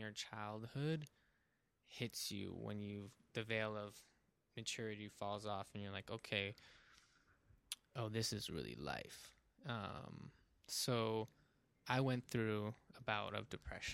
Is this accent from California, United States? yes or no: yes; South Pasadena, California, United States; growing up in South Pasadena